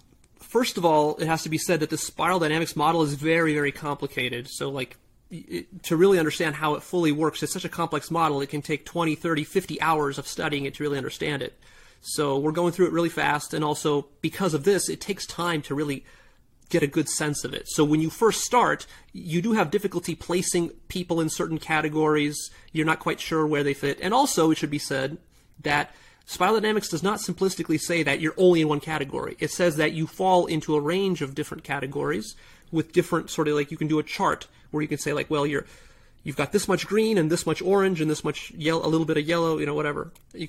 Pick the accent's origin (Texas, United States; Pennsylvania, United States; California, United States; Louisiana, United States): California, United States; because I grew up like in Southern California.